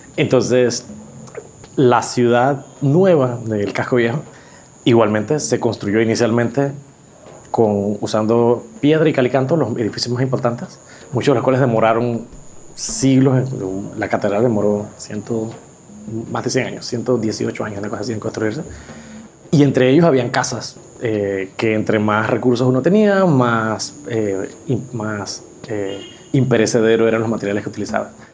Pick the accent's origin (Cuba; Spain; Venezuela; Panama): Panama; soy arquitecto panameño